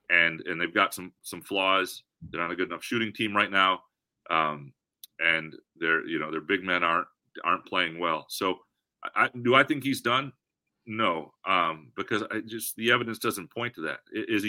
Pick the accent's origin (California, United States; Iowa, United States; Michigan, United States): Michigan, United States; Lansing; I grew up in Lansing, Michigan.